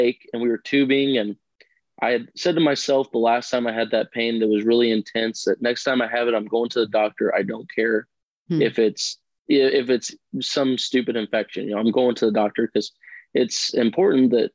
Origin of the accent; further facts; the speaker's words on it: Southern Illinois, United States; I'm from Southern Illinois. I've grown up on a farm my whole life